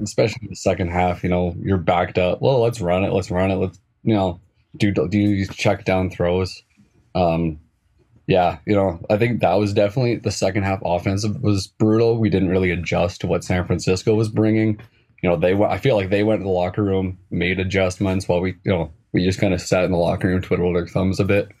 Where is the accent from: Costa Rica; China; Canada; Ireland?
Canada; just outside Edmonton, Alberta; where I'm from, I'm just outside of Edmonton in Alberta